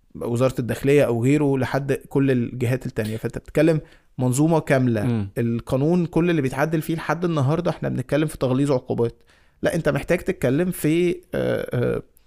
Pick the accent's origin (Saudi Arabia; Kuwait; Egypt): Egypt; انا مصري